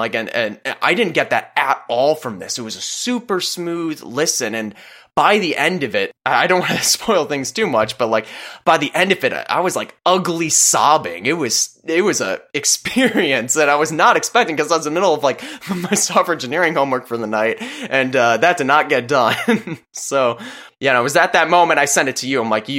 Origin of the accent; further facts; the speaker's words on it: Illinois, United States; my experiences growing up, and I'm sure yours as well, growing up in Illinois. Like you're kind of look to your left, corn, look to your right, corn, you are corn, welcome to Illinois.